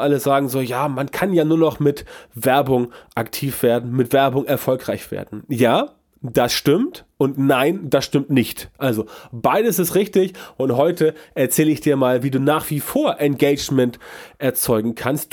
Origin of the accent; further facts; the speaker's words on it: Hamburg, Germany; Bei uns in Hamburg